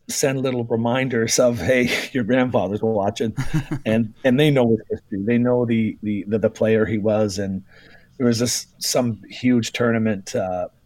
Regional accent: Toronto, Ontario, Canada; we grew up in Toronto

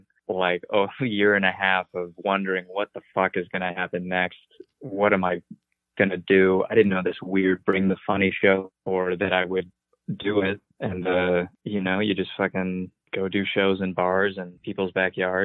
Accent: Vermont, United States; I'm just from Vermont

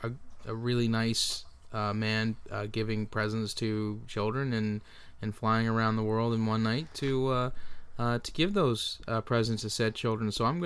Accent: Canada; Well, we're Canadian.

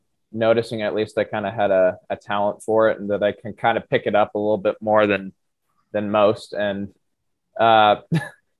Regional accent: Lincoln, Nebraska, United States; I am from Lincoln originally

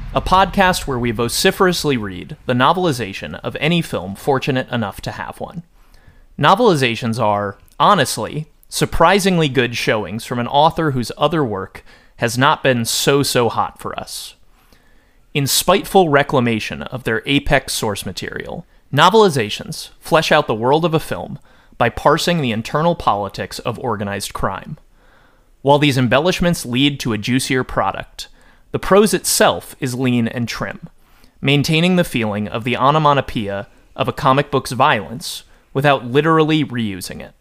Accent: Connecticut, United States; I was raised, like, I'm from Connecticut. I was raised, like, Connecticut Catholic

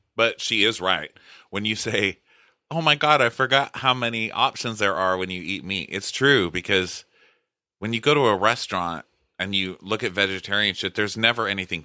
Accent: Texas, United States; I'm from Texas

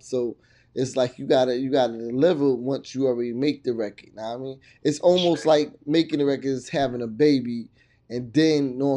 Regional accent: New York, United States; moved away; growing up in New York

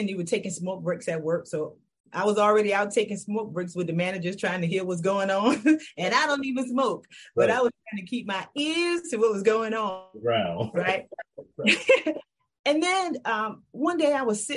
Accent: Kingstree, South Carolina, United States; now in Charlotte, United States; So I always got to rep my hometown. So I'm originally from King Street, South Carolina

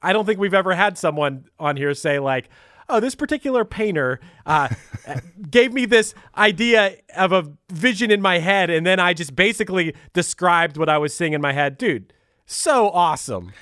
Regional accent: Pittsburgh, Pennsylvania, United States; I'm from Pittsburgh

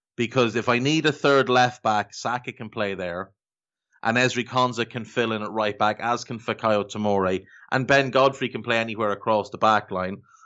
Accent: Ireland

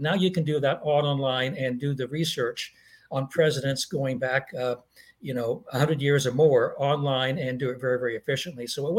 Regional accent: Oklahoma, United States; also born or lived in Massachusetts; I grew up in Oklahoma, one of the reddest of the red states, and I spent most of my life in Massachusetts, where the computer industry was at the time, one of the bluest of the blue states.

